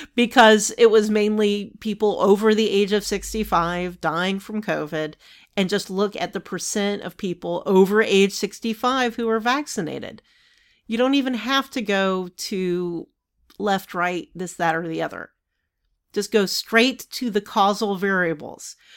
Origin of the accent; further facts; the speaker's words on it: Savannah, Georgia, United States; when I was growing up in Savannah